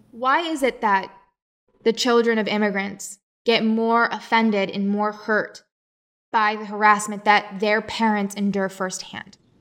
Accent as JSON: {"language": "English", "region": "West Virginia", "country": "United States", "tie": "born or raised there", "said": "I was born in West Virginia."}